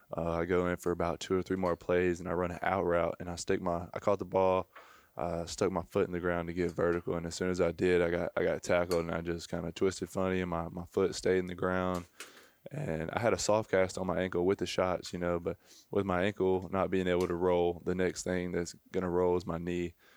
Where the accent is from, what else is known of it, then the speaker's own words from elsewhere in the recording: near Mobile, Alabama, United States; I grew up, um, probably twenty, thirty minutes from Mobile